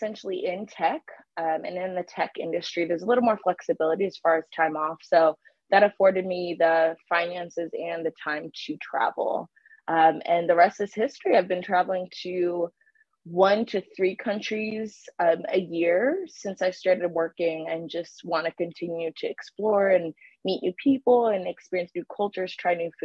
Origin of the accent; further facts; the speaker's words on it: Hayward, California, United States; also born or lived in Virginia; I'm from the Bay Area, Hayward